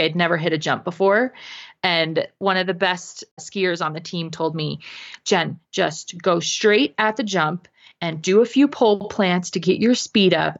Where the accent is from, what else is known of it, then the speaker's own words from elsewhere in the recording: New England, United States; also born or lived in Connecticut / Vermont; now in Utah, United States; So that's where I live currently, but I was, I was raised in New England between Connecticut and Vermont.